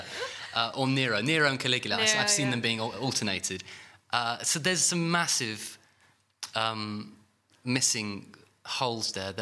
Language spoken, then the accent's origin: English; United Kingdom; we're British.